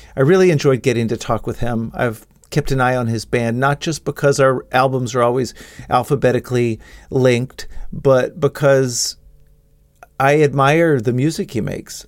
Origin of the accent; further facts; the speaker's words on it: Dallas, Texas, United States; I grew up in Dallas